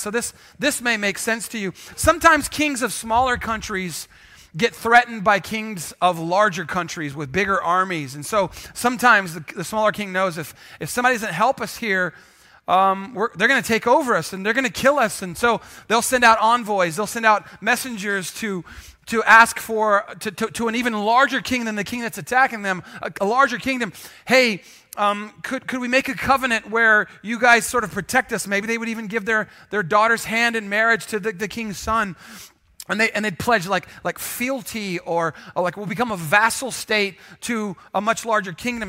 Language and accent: English; San Antonio, Texas, United States; if you grew up here like I did